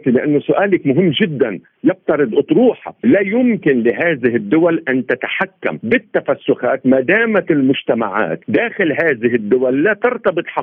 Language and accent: Arabic; Lebanon; عندنا في لبنان، لبنان لا يوجد مفهوم الدوله الامه، نحن عده شعوب ضمن حي جغرافي ضيق